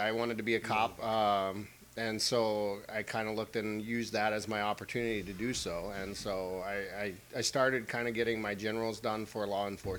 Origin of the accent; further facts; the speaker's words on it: Conroe, Texas, United States; moved away; also born or lived in Houston, Texas / Italy; I'm originally from a little place outside of Houston, Texas called Conroe. A little small place. So I usually tell people I'm from Houston.